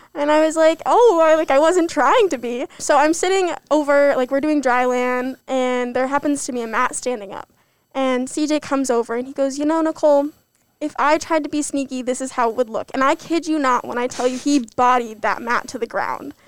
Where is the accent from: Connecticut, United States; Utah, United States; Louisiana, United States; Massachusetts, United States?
Connecticut, United States; moved away; I'm from Connecticut